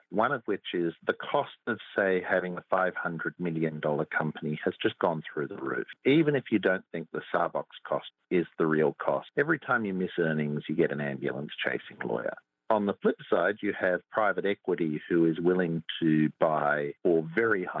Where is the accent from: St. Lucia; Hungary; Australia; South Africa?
Australia; I come from Australia